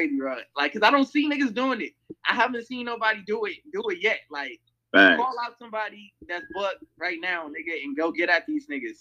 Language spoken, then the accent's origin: English; Temple, Texas, United States; now in Long Beach, United States; I'm from Texas, you feel me? I'm from Temple, Texas, bro, from the city of Bell